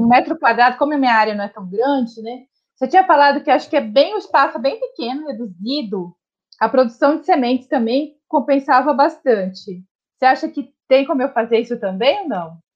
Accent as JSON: {"language": "Portuguese", "region": "Minas Gerais", "country": "Brazil", "moved": "yes", "lives_now": "Brasília, Brazil", "said": "sou mineira"}